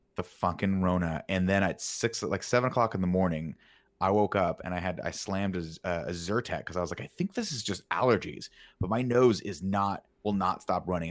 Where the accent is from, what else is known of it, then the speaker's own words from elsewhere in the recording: Southern California, United States; Growing up in Southern California